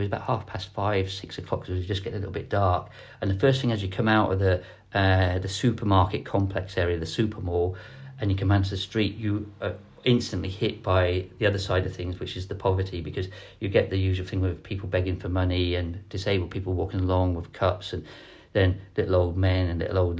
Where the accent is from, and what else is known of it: Ireland